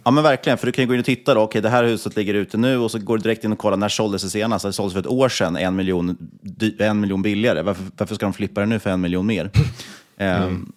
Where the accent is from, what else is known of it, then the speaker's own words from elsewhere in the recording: Sweden; man var från Sverige